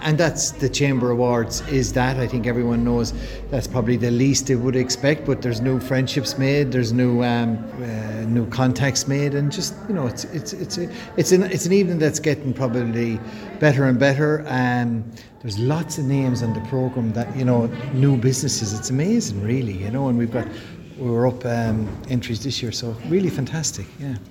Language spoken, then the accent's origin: English; Kilkenny, Leinster, Ireland; moved away; I was born and reared in Kilkenny.